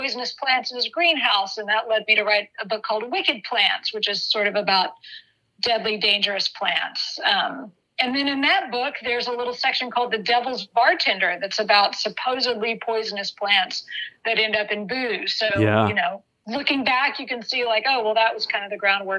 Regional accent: Dallas, Texas, United States; moved away as an adult; also born or lived in Santa Cruz, California; I grew up in Texas. I'm from Dallas-Fort Worth area.

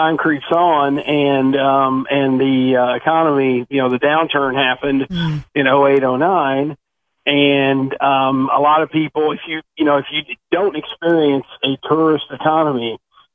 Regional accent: Eastern Kentucky, United States; moved away as an adult; now in Fort Myers, United States; I'm from Eastern Kentucky, and where I'm from, if you can't do a lot of different things, then you don't eat

